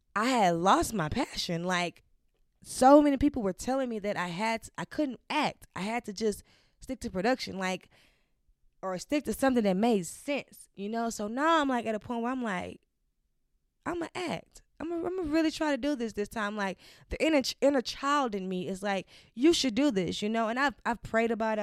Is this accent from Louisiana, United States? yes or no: yes; Baton Rouge, Louisiana, United States; moved away as an adult; now in Los Angeles, United States; born and raised Baton Rouge, Louisiana